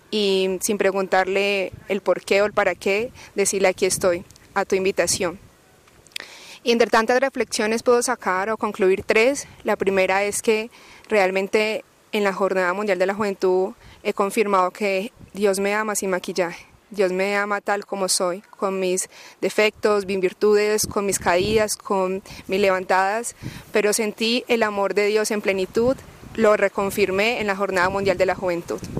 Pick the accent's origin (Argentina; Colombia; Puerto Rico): Colombia; now in Ávila, Spain; eh, soy colombiana y soy estudiante en Ávila, España, de la Universidad Católica de Ávila.